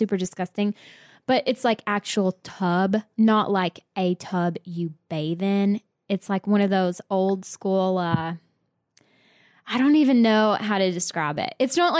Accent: New Jersey, United States; I'm from New Jersey.

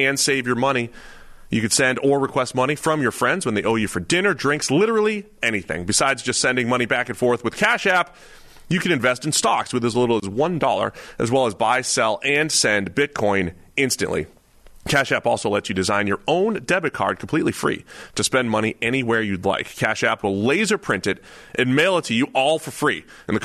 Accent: Boston, Massachusetts, United States; moved away as an adult; now in Cincinnati, United States; really from Boston

